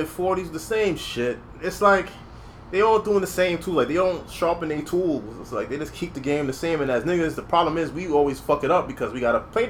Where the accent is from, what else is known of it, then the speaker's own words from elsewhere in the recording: New York City, New York, United States; I'm from the Bronx.